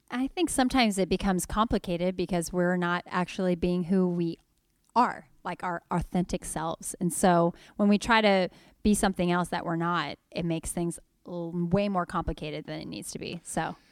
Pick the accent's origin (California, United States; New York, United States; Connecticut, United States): California, United States; Sacramento; I'm just from Sacramento